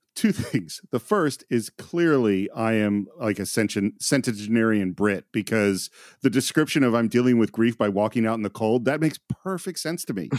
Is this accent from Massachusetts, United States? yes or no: no; California, United States; I come from, I'm from California, America, grew up, you know, in the hippy dippy world